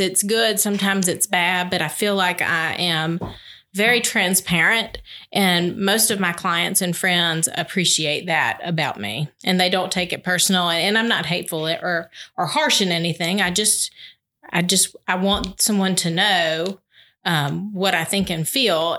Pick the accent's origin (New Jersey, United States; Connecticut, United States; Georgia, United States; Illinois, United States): Georgia, United States; Albany; I am from Albany